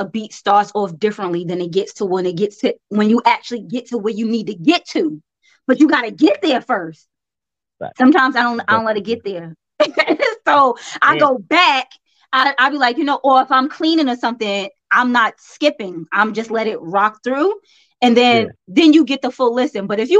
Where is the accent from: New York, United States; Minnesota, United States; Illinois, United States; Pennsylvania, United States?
New York, United States; Brooklyn; I be like, I was born in Brooklyn. Don't do me like that. And then when I'm down there, they be like, so you from New York? I be like, yes, I am.